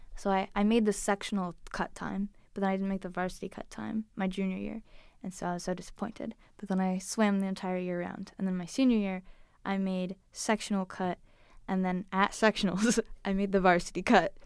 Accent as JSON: {"language": "English", "town": "Liverpool", "region": "New York", "country": "United States", "tie": "born or raised there", "moved": "yes", "said": "I grew up in Liverpool, New York, which is a little village"}